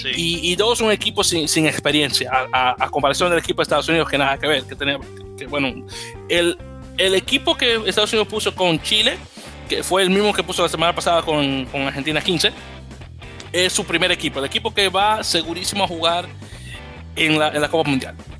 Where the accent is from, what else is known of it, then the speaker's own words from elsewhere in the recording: Dominican Republic; como decimos en Dominicana